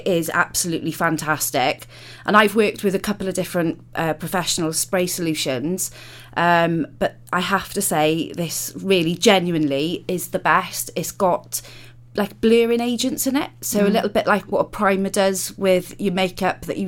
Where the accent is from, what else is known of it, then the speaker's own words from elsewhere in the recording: London, United Kingdom; moved away; I grew up in London, so in the West End for some of my childhood.